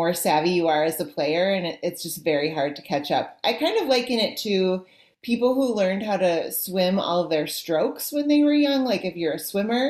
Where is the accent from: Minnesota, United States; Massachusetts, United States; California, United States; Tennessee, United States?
Minnesota, United States; I'm from Minnesota, so this is the state of hockey